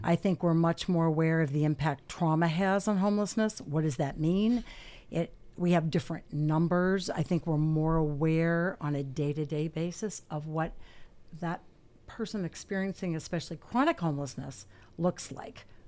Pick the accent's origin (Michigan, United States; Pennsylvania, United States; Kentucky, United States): Pennsylvania, United States; Erie; born and raised in Erie, lived away a couple years, came back